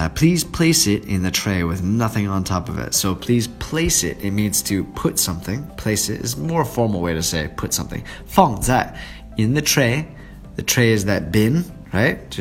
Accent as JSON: {"language": "English", "region": "Oregon", "country": "United States", "tie": "born or raised there", "moved": "yes", "said": "my hometown"}